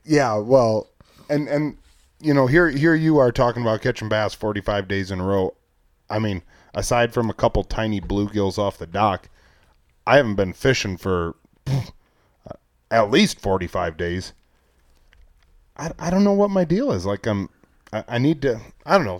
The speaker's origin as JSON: {"language": "English", "region": "Northwest Iowa", "country": "United States", "tie": "born or raised there", "said": "growing up in Northwest Iowa, three minutes from the Minnesota border"}